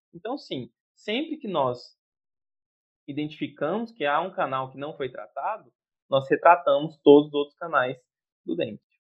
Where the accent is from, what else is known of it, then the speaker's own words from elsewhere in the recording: Jataí, Goiás, Brazil; moved away; sou de Jataí, Goiás, cidade maravilhosa